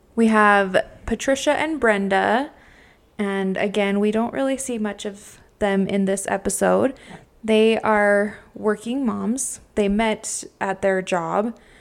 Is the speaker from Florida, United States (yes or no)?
no; Utah, United States; we are from Utah